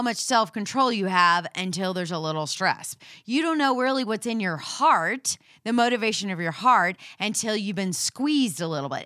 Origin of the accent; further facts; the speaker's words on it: Houston, Texas, United States; we're from Houston